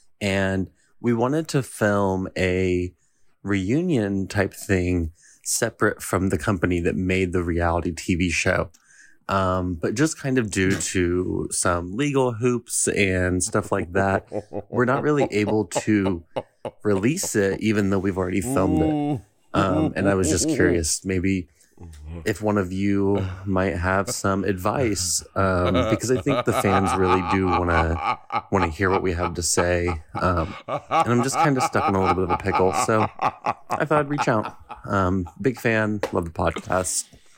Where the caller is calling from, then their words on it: Seattle, Washington, United States; I'm 29 from Seattle